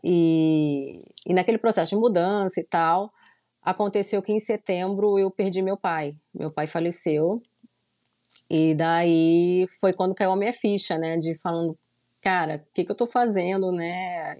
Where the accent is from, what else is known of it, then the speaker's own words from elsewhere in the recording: Rio de Janeiro, Brazil; moved away as an adult; now in Orlando, United States; eu sou carioca mesmo da Gema, nasci no Rio de Janeiro, né? Na Tijuca, nasci lá.